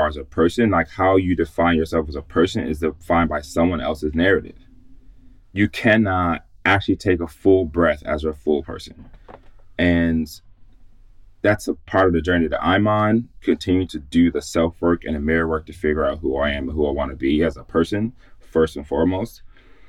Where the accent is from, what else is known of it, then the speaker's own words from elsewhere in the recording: Chicago, Illinois, United States; moved away as an adult; now in Boston, United States; I'm a Midwestern boy. If you call my phone number, you'll see that it's from Chicago.